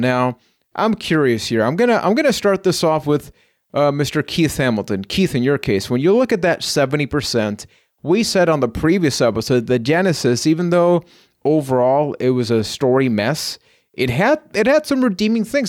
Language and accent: English; Puerto Rico; I am from Puerto Rico